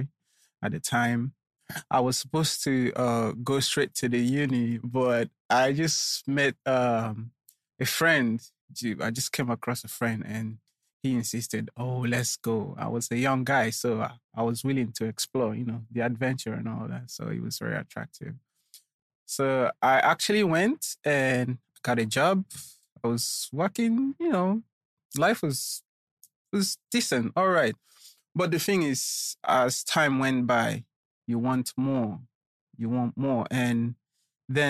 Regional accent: Nigeria; also born or lived in London, United Kingdom; I'm a Nigerian. Nigeria is a big place

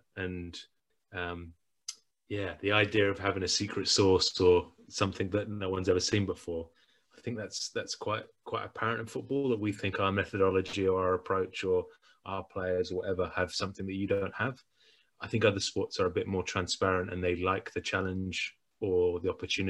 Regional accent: England, United Kingdom; But you and I'm English, you're Scottish, we play a game.

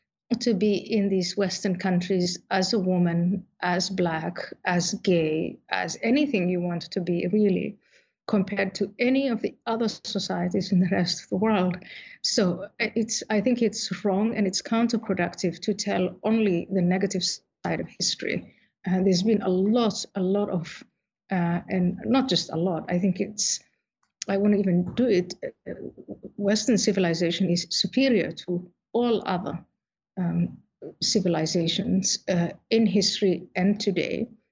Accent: Somalia; born there; also born or lived in Saudi Arabia / Ethiopia / Kenya / Netherlands; So I was born in Somalia, I was in Saudi Arabia, I was in Ethiopia, I was in Kenya before I came to the Netherlands

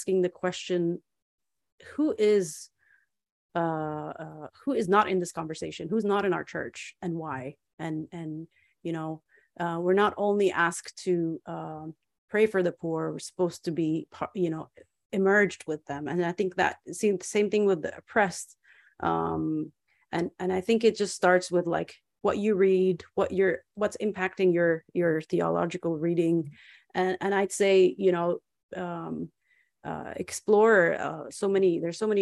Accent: Nazareth, Northern District, Israel; growing up in Nazareth in a small church

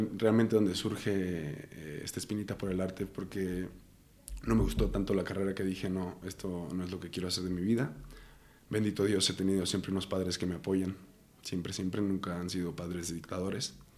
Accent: Ario de Rosales, Michoacán, Mexico; also born or lived in Morelia, Michoacán; Nací, mi acta de nacimiento dice Morelia, Michoacán, pero en realidad yo me considero de Ario de Rosales, Michoacán

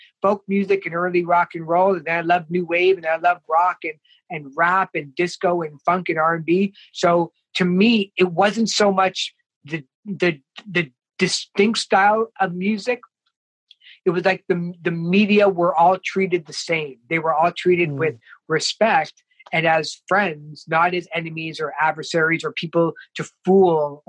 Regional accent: Toronto, Ontario, Canada; growing up in Toronto, like I grew up in the Jane and Finch area, as a kid

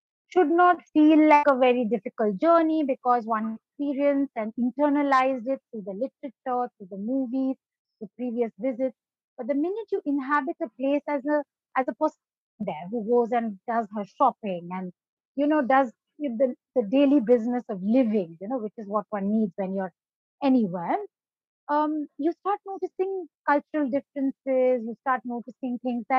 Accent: Darjeeling, West Bengal, India; also born or lived in Ethiopia; when I was growing up in Darjeeling, I did grow up as, for many years, the only girl in an all-boys residential school

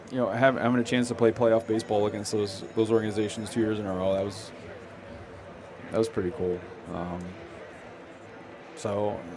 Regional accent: southwestern Connecticut, United States; I grew up in New England, and um, I was actually more of a more of a Yankee fan growing up growing up in uh, south southwestern Connecticut.

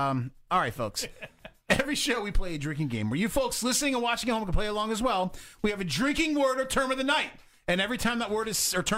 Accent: California, United States; Don't you know that I'm from California?

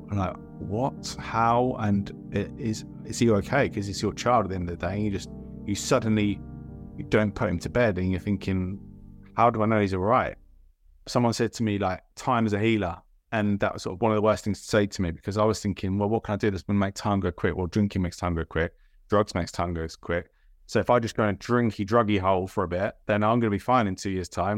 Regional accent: Milton Keynes, South East England, United Kingdom; also born or lived in Salt Lake City, Utah, United States / Bedfordshire; Moved around a few times and settled in Milton Keynes and spent most of my childhood, well, pretty much all my childhood there.

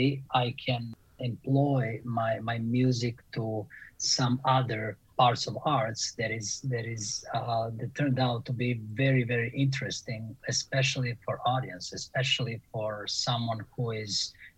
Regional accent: Belgrade, Serbia; English is a second language; moved away as an adult; also born or lived in Winnipeg, Canada / Montreal, Canada / Thailand / West Palm Beach, Florida; now in Jackson, United States; I grew up in Belgrade, Serbia

